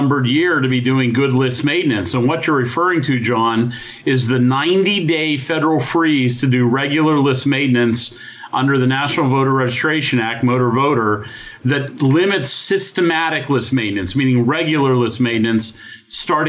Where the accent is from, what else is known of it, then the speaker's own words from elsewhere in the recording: United States; we're Americans